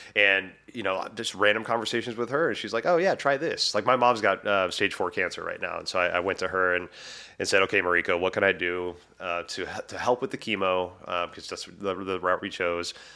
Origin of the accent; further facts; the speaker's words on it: Texas, United States; moved away as an adult; now in Washington, United States; I'm from Texas, but it's been twenty years, you know, since I moved, uh, up to Washington.